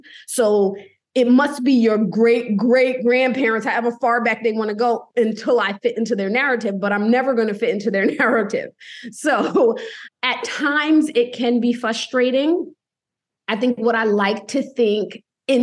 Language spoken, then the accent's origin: English; United States; also born or lived in New Haven, Connecticut; I'm from America.